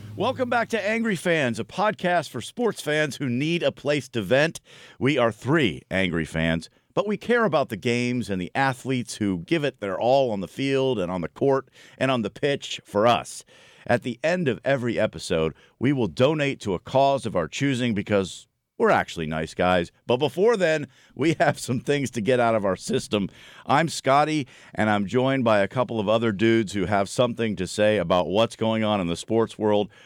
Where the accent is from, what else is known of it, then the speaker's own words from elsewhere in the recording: Buffalo, New York, United States; I'm from Buffalo